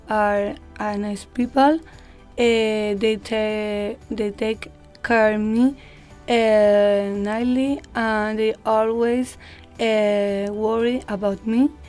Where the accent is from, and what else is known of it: Spain